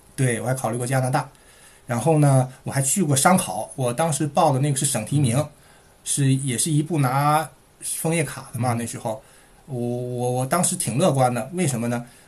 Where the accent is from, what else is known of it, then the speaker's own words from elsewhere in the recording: Shuangyashan, Heilongjiang, China; accent: Heilongjiang accent; moved away as an adult; also born or lived in Dalian / Beijing; now in Melbourne, Australia; 我是在黑龙江长大的，呃，呃，上的大学是在大连